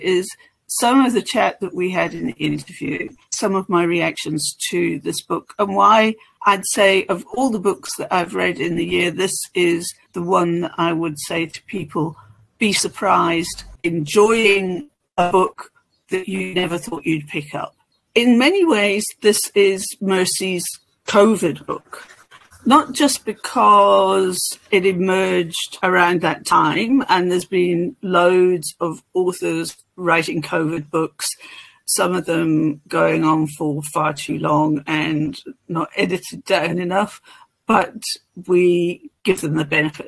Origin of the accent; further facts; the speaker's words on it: northwest of Ireland, Ireland; I'm Irish from the northwest of Ireland